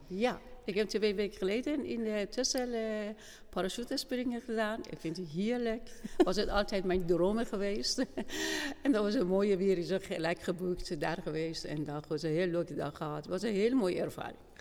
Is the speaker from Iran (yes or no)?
yes; Iran; Dutch is a second language; moved away as an adult; now in Kampen, Netherlands; ik kom uit Iran